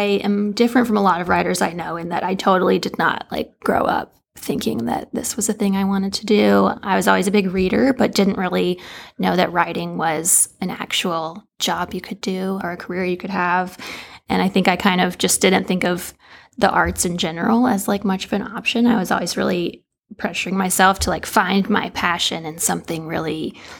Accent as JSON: {"language": "English", "town": "Lexington", "region": "Kentucky", "country": "United States", "tie": "born or raised there", "said": "I am from Lexington originally and have spent most of my life here."}